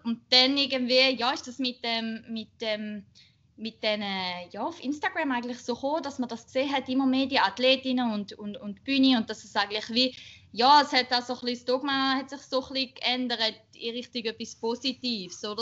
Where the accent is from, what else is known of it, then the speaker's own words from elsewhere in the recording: Schaffhausen, Switzerland; ich bin 28 und bin in Schaffhausen, äh, aus Schaffhausen, in Schaffhausen beides.